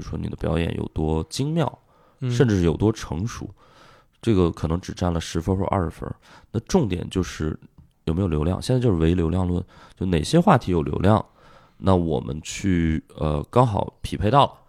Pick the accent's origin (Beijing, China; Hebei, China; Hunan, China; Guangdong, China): Hebei, China; Shijiazhuang; moved away as an adult; also born or lived in Shanghai; 然后在北京离家也比较近，我是河北人嘛，